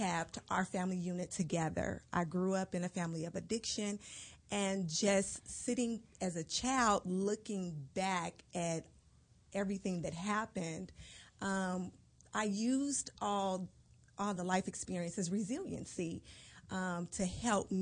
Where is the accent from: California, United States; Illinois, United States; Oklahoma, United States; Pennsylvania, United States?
California, United States; Pasadena; I originally grew up in Pasadena, California.